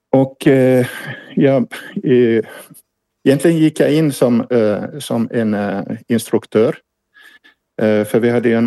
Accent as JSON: {"language": "Swedish", "region": "Ostrobothnia", "country": "Finland", "lives_now": "Ukraine", "said": "Mm, jag, jag, jag är ursprungligen finsk"}